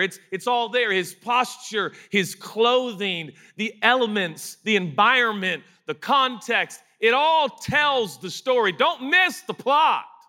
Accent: United States; we're American

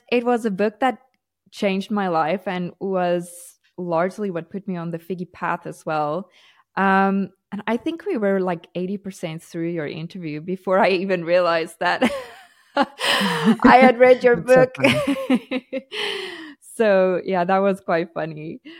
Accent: South Africa; now in Portugal; We moved to Portugal from South Africa, and I love South Africa. I love my South African culture, but unfortunately it's not the safest place to be.

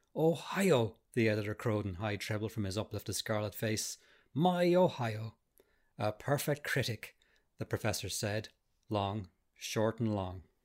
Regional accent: Arklow, Leinster, Ireland; also born or lived in Enniscorthy; Archlow and Enniscorthy were my hometown

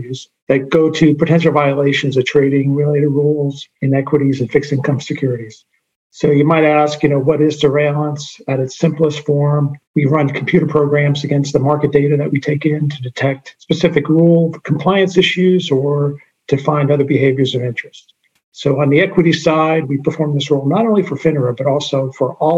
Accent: Jersey City, New Jersey, United States; I'm from Jersey City, New Jersey.

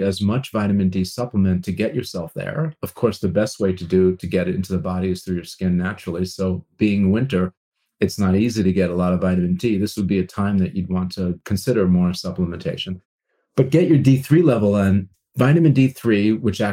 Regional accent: Long Island, New York, United States; I grew up on Long Island, New York

